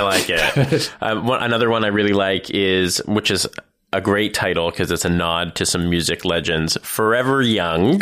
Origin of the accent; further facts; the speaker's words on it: Thornhill, Ontario, Canada; I actually grew up there. I'm from Thornhill.